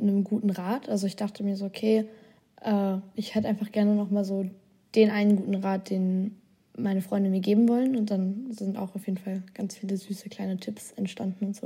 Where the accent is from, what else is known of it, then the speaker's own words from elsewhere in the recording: Germany; also born or lived in Australia; Deutschland aufgetragen, also das eigene Land, wo ich herkomme